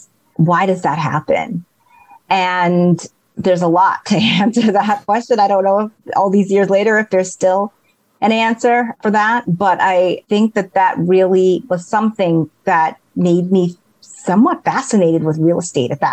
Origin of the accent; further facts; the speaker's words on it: New York City, New York, United States; I grew up in Queens in New York